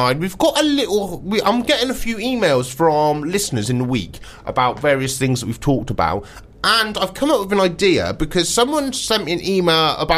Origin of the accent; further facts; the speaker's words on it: Wiltshire, South West England, United Kingdom; moved away; also born or lived in Devon; I'm from Wiltshire originally. There's no coastline in Wiltshire.